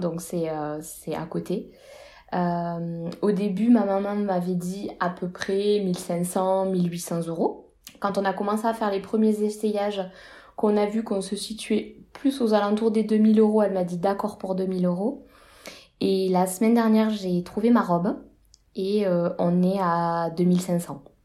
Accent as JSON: {"language": "French", "country": "France"}